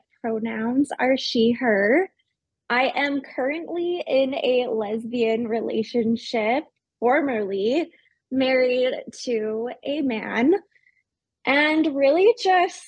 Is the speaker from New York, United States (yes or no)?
no; Salt Lake City, Utah, United States; born and raised in Salt Lake City, Utah